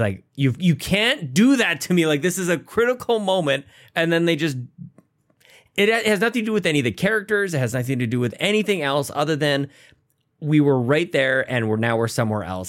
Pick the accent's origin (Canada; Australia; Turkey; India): Canada